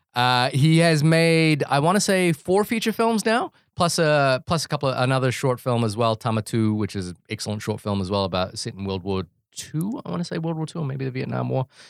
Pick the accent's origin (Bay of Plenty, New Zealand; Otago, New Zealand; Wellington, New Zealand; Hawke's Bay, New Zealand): Wellington, New Zealand; also born or lived in Fiji / Brooklyn, New York; now in New York, United States; it's set in my hometown of Wellington, and there are so many jokes that are specific to growing up in Wellington